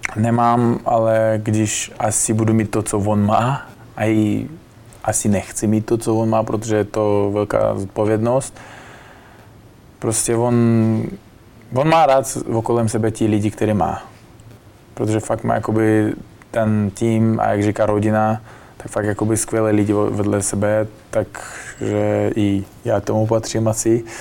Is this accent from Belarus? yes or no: no; Bukhara, Bukhara Region, Uzbekistan; Czech is a second language; moved away as an adult; now in Prague, Czech Republic; odkud já pocházím, Buchara, město